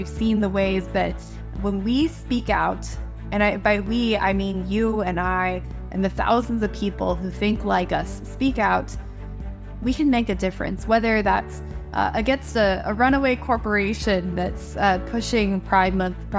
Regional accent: United States; I'm grateful for as an American.

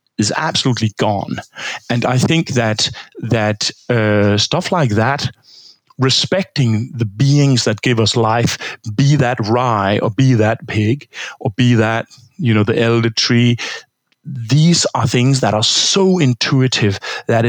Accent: Denmark; I'm from Denmark. I grew up in Denmark. I grew up in a pig farm.

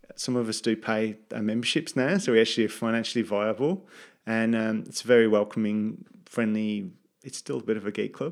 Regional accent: England, United Kingdom; moved away as an adult; also born or lived in United States; now in Gold Coast, Australia; as a British person in the U S

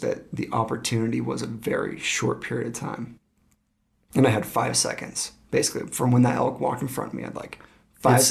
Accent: Cascade, Idaho, United States; I'm from Idaho. So where I grew up hunting was like the rainforest. It was outside of Cascade, Idaho, the west mountain.

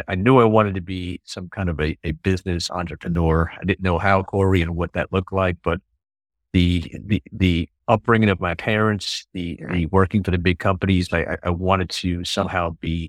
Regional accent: New York City, New York, United States; Well, I grew up in New York City. Both my parents are from Europe, so I'm the first generation here in the U.S.

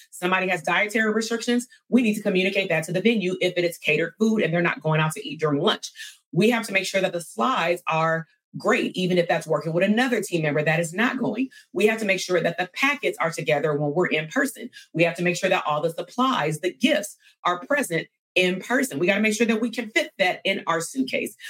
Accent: California, United States; I'm from California

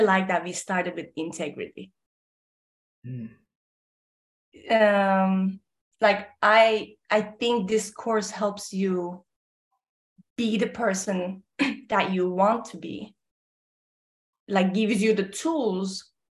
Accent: Ankara, Turkey; moved away as an adult; also born or lived in South Texas; now in Texas, United States; I'm from Ankara, Turkey, born and raised in Turkey up until 18 years old, and then came to South Texas to play basketball. Then got married and stayed

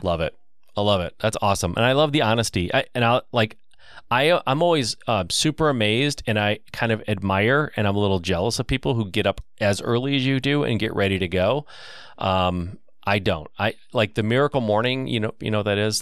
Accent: Michigan, United States; I'm from Michigan

